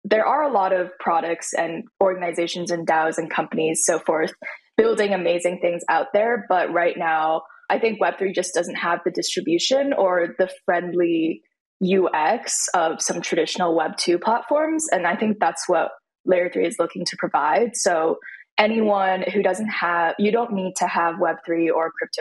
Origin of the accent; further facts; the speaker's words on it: Beijing, China; I grew up in Beijing.